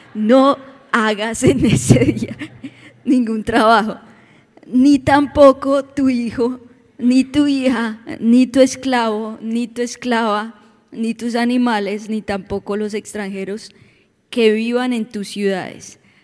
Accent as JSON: {"language": "Spanish", "region": "Bogotá", "country": "Colombia", "moved": "yes", "lives_now": "Orlando, United States", "said": "venimos de Bogotá también"}